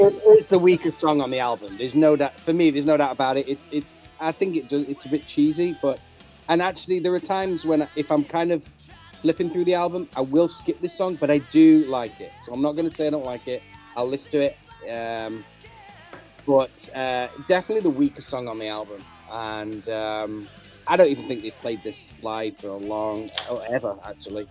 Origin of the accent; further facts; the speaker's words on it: United Kingdom; I'm talking as a as a Brit